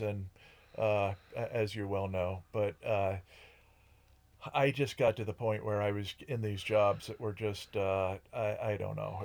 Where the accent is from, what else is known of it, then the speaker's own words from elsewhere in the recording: Ashford, Connecticut, United States; moved away as an adult; also born or lived in Boston / Columbus, Ohio; I grew up in Connecticut